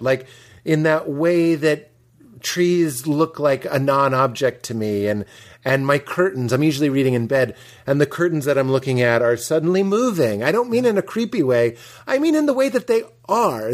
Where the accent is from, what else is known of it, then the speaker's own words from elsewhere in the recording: outside of Boston, Massachusetts, United States; I grew up outside of Boston